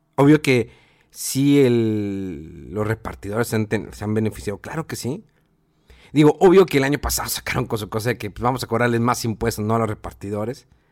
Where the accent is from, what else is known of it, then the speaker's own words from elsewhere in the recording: Mexico; somos mexicanos